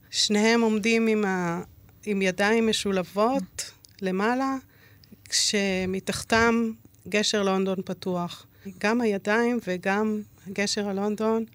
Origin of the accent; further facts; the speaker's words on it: Israel; גדלתי באיזה מין בידוד תקשורתי במושב